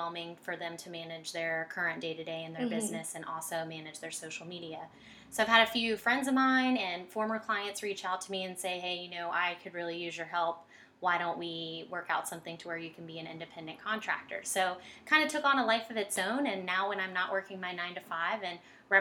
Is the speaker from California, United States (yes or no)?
no; Chesapeake, Virginia, United States; Born and raised 757 all the way.